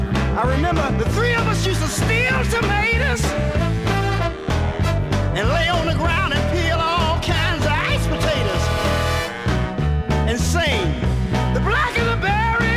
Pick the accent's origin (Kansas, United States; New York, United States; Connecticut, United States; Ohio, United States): Ohio, United States; Cincinnati; You know, my brothers and I was raised in Cincinnati, you know, Cincinnati, Ohio.